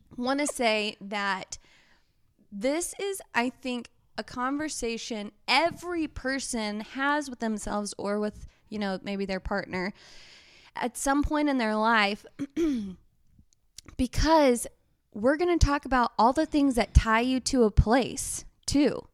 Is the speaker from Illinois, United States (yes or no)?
no; Texas, United States; moved away as an adult; also born or lived in Bend, Oregon; we're from Texas, y'all